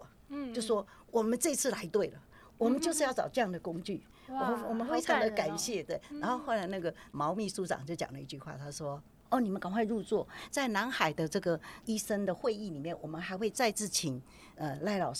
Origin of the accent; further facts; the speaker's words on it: Taiwan; 而且我是台湾的人，